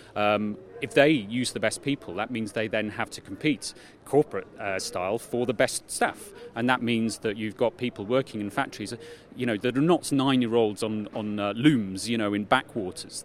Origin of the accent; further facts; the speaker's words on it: United Kingdom; I'm British